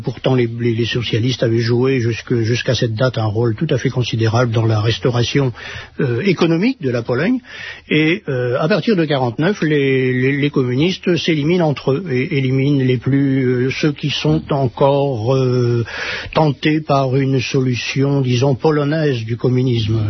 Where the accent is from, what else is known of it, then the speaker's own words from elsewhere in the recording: France; chez nous en France